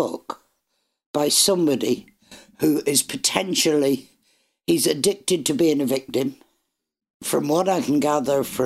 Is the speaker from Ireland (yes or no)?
yes; Ireland; I'm Irish.